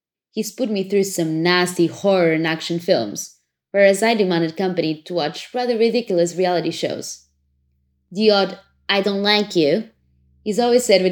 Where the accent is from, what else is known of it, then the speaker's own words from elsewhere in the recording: Portugal; also born or lived in London; I'm back in my home country, Portugal, where I'm self-isolating.